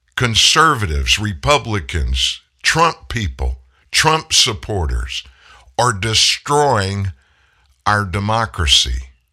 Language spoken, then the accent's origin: English; South Louisiana, United States; I grew up in South Louisiana.